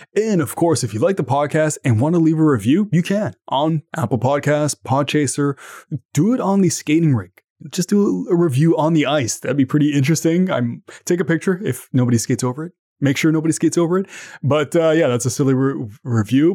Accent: Canada; I'm from Canada

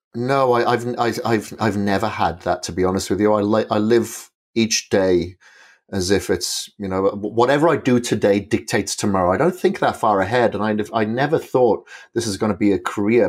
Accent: Wales, United Kingdom; moved away as an adult; I'm from Wales originally. I left Wales in the nineties, uh, but I spent a lot of my childhood, uh, grown up on a farm

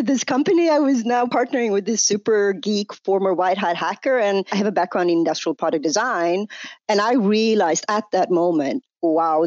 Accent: Sweden; now in United States; was born in US where I live today, but I grew up in Sweden. You can hear that on my accent.

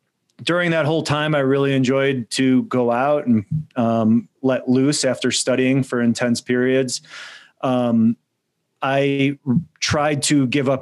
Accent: United States; my parents are immigrants from Poland. So I was born in the United States.

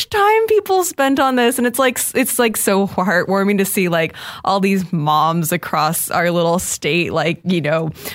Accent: Iowa, United States; I grew up in Iowa

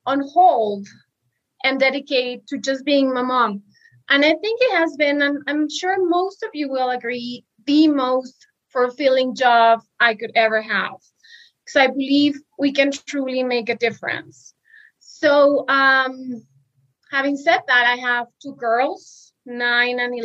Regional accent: Mexico City, Mexico; moved away as an adult; I am from Mexico City. I just came back to Mexico after living almost 12 years abroad

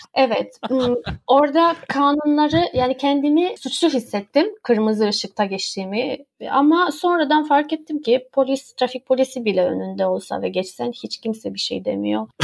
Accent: Romania; moved away as an adult; now in Istanbul, Turkey; Ben Romanya'da yaşıyordum. Romanya'da doğdum aslında. Ben Türk'üm ama ailem orada

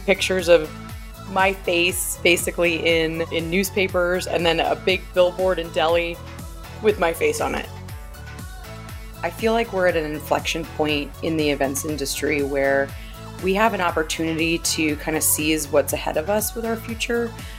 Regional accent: Japan; born there; I was born in Japan. My dad was a news reporter stationed there.

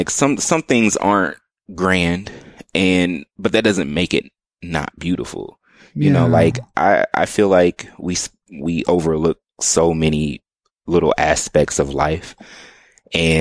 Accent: Omaha, Nebraska, United States; now in Austin, United States; growing up in Omaha

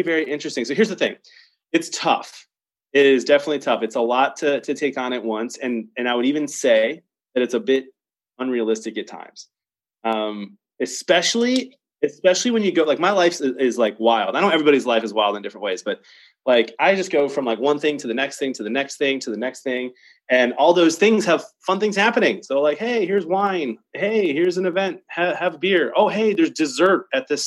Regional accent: Detroit, Michigan, United States; now in Chicago, United States; I live in Chicago. I was born in Detroit.

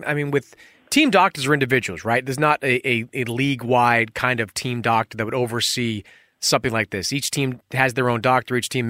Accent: Boston, Massachusetts, United States; I grew up in Boston

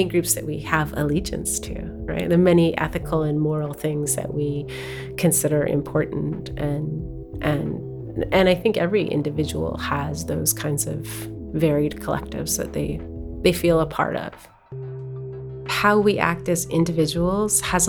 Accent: Tahltan Nation, Northwestern BC, British Columbia, Canada; I am from the Tahltan Nation, Northwestern BC.

